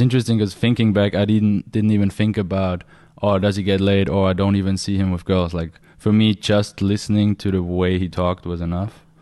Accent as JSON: {"language": "English", "country": "Austria", "said": "I'm from Austria"}